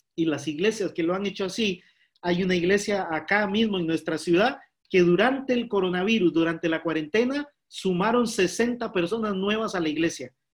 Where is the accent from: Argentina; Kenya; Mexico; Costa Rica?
Costa Rica; now in Spain; somos los costarricenses